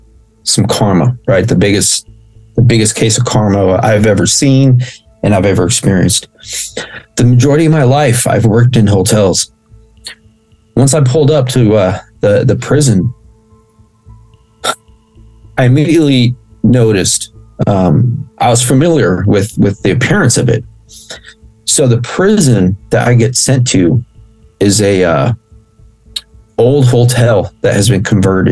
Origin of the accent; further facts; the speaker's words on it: United States; if I'm Mexican, I was born here in the States.